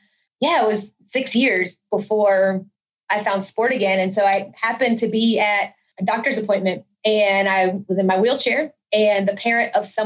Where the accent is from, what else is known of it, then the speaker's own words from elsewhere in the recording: North Carolina, United States; I grew up in North Carolina. If you don't love basketball, you get kicked out